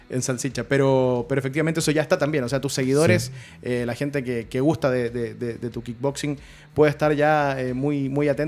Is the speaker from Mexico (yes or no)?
no; Chile; Somos de Chile y me da lo mismo.